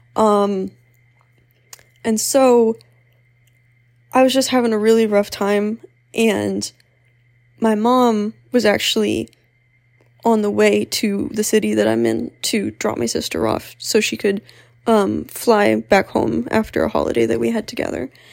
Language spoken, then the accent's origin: English; Pennsylvania, United States; moved away as an adult; also born or lived in Philadelphia; I am from Pennsylvania